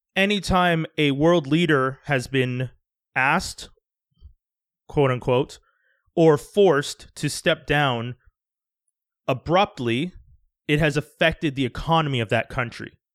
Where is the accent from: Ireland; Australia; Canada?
Canada; also born or lived in Quebec; I'm Canadian, I live in Canada